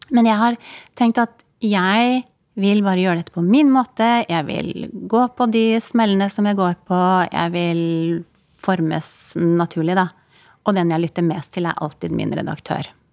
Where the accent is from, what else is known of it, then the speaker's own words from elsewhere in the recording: Kirkenes, Finnmark, Norway; moved away; Jeg har ikke bodd i Finland, men i Kirkenes der jeg bodde, det var jo bare noen mil fra grensen.